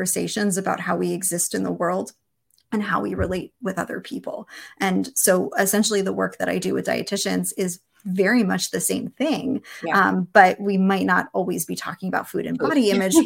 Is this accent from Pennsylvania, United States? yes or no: yes; Philadelphia, Pennsylvania, United States; moved away; I grew up in Philadelphia